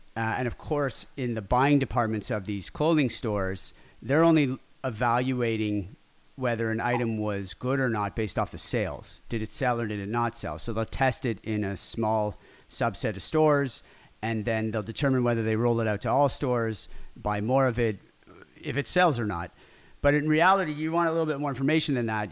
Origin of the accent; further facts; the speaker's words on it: Ottawa, Ontario, Canada; also born or lived in Montreal; now in Toronto, Canada; I was born in Ottawa